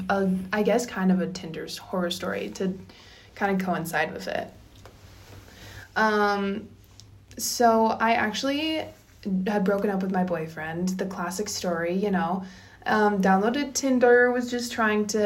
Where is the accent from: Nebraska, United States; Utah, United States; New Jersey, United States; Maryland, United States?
Utah, United States; Bountiful; I grew up in Bountiful, and it's just such a small town